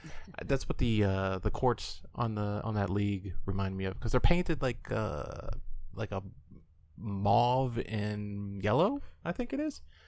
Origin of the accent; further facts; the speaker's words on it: Illinois, United States; I'm from Illinois.